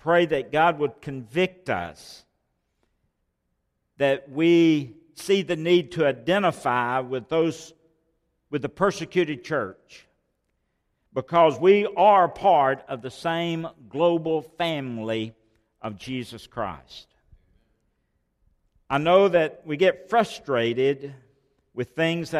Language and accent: English; Rockwood, Alabama, United States; I grew up in Rockwood, and a small community known for Alabama limestone.